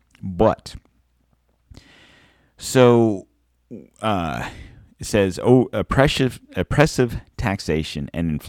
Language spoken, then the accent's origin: English; United States